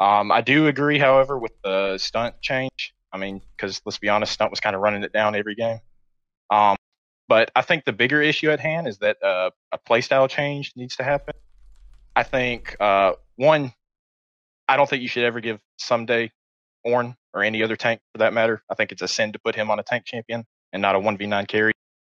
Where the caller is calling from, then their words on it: Prattville, Alabama, United States; I am calling from Prattville, Alabama.